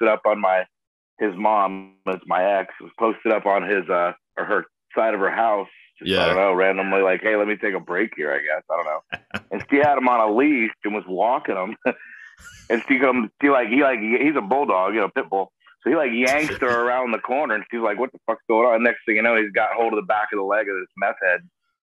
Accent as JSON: {"language": "English", "region": "Florida", "country": "United States", "tie": "born or raised there", "said": "I'm from Florida. I was born and raised here"}